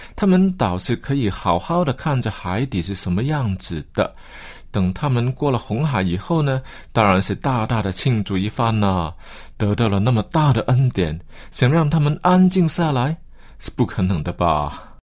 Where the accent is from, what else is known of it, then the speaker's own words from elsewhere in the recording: China; 其实我们中国人在表现上，其实 真的比不上外国人